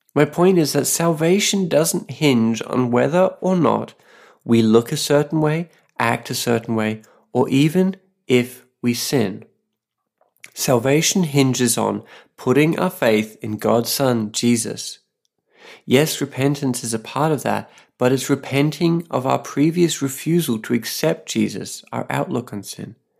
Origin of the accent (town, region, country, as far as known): Australia; now in Saipan, Northern Mariana Islands